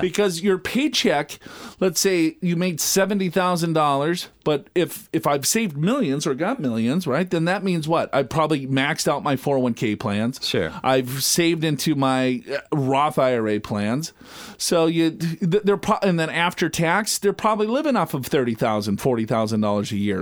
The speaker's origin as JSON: {"language": "English", "region": "Minnesota", "country": "United States", "tie": "born or raised there", "said": "growing up in Minnesota"}